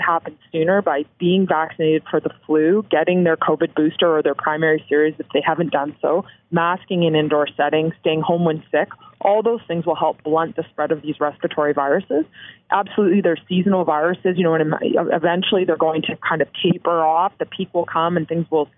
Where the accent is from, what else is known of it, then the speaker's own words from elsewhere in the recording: Canada; as a Canadian